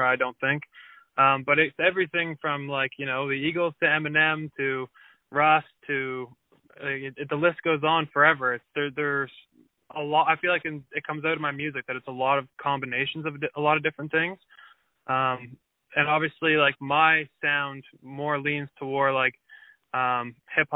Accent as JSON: {"language": "English", "town": "Wolfville", "region": "Nova Scotia", "country": "Canada", "also_born_or_lived": "Halifax, Nova Scotia", "said": "So I'm from Halifax, Nova Scotia. And really from Wolfville, Nova Scotia."}